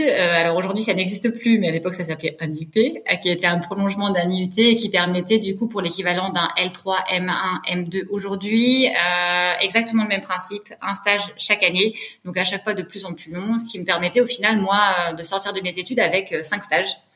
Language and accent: French; Savoie, Auvergne-Rhône-Alpes, France; moved away; je suis originaire de la Savoie